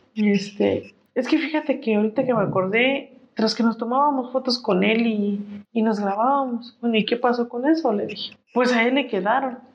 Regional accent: Mexico; como mexicanos

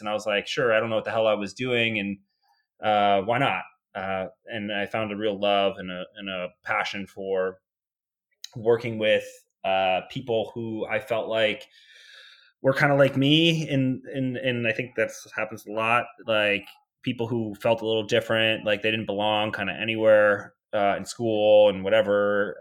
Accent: New York, United States; moved away as an adult; also born or lived in Georgia; born and raised in New York, right outside New York City

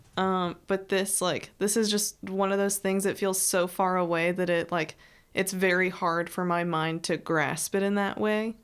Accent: Texas, United States; I'm from I'm from Texas

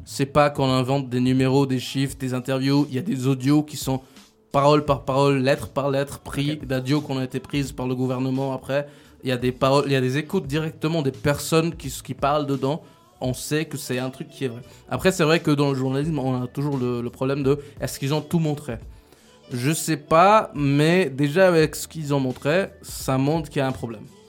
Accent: Switzerland; je suis un petit Suisse

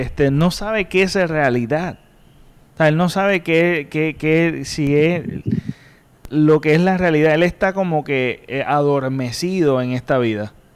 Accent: Puerto Rico; nosotros como puertorriqueños

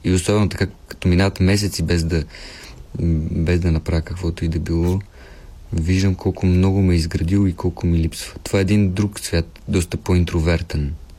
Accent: Pernik, Pernik Province, Bulgaria; като дете аз съм от Перник и като дете си спомням някои постановки

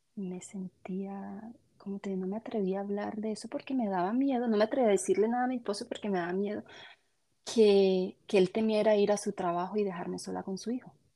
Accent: Colombia; now in Canada; Soy, soy de Colombia pero ahora me encuentro, vivo en, Canadá

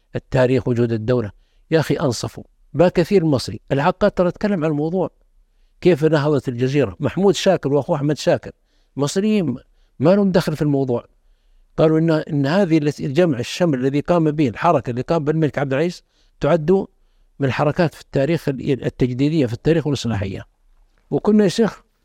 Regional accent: the South, southern Saudi Arabia, Saudi Arabia; انا اشوف من الجنوب

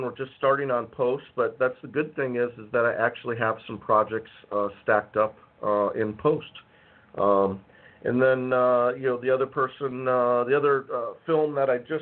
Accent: Appleton, Wisconsin, United States; moved away as an adult; also born or lived in Green Bay, Wisconsin; now in Los Angeles, United States; my hometown in Appleton, Wisconsin

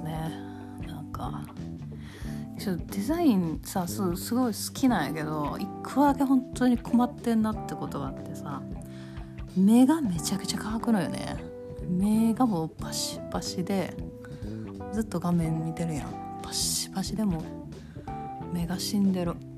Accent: Kansai, Japan; accent: Kansai-ben

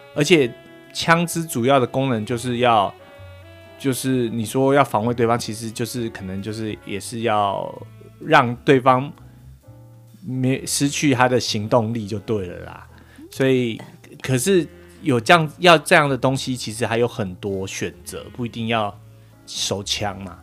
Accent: Taipei, Taiwan; accent: Chiayi accent; now in United States; 但是我是在台北长大的

